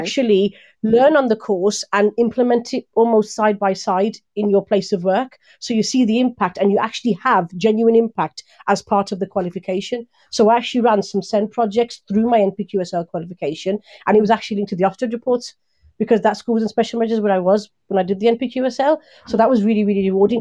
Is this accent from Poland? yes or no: no; Birmingham, West Midlands, United Kingdom; born or raised there